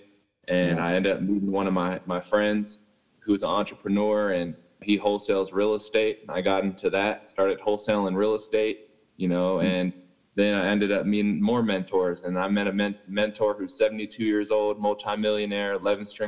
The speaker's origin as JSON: {"language": "English", "town": "Fairfield", "region": "California", "country": "United States", "tie": "born or raised there", "moved": "as an adult", "lives_now": "Colorado, United States", "said": "I'm from California, and I went to a school called Fairfield High in Cali"}